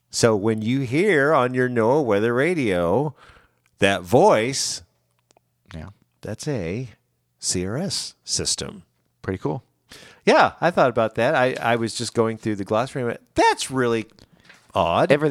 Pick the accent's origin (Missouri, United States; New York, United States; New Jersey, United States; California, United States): Missouri, United States; Branson; I'm from Branson, mm-hmm.